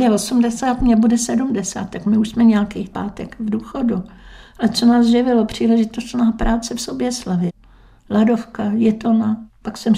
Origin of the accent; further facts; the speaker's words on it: Veselí, Czechia; No, ale byli jsme dlouhý leta z rodiče sobě slavy, ale mhm. rodák jsem veselák.